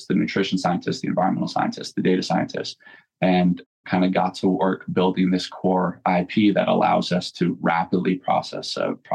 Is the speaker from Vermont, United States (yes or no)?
yes; Southern Vermont, United States; moved away as an adult; also born or lived in Greater Boston; I'm from Southern Vermont in a fairly rural town. My mom was really ahead of her time